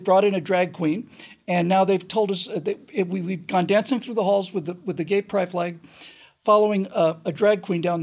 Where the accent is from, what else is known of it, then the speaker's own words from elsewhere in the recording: Florida, United States; I grew up in Florida, started going to Disney World in 72, but I was 13 by then.